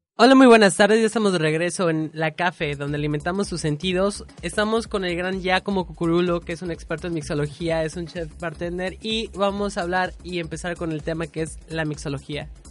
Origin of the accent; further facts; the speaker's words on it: Mexico; por comer en la calle como buen mexicano